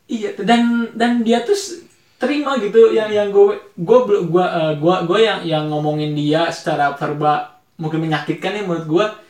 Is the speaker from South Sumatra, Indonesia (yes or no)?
no; Bogor, West Java, Indonesia; kita dari lahir emang di Bogor